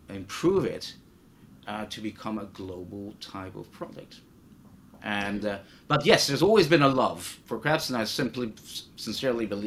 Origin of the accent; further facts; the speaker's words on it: Netherlands; I grew up in Holland